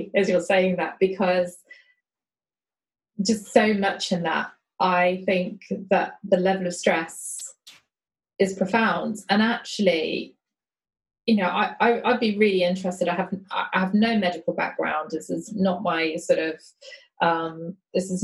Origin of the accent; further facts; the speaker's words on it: London, United Kingdom; I grew up in South London, a very kind of, you know, mixed area